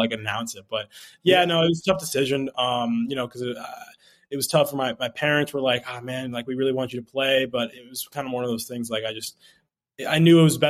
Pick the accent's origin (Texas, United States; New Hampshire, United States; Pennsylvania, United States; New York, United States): New Hampshire, United States; Exeter; I'm from Exeter, New Hampshire